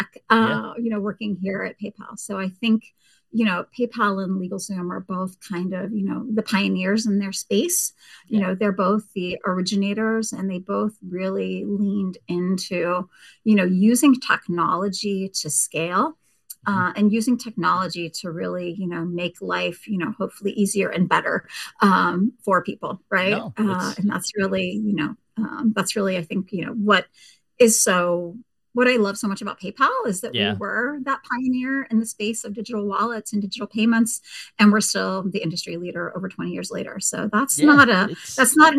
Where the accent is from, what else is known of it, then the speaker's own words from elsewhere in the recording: Petaluma, California, United States; moved away as an adult; also born or lived in Arkansas / Tennessee; I grew up in Northern California, you want to know, in the wine country in a town called Petaluma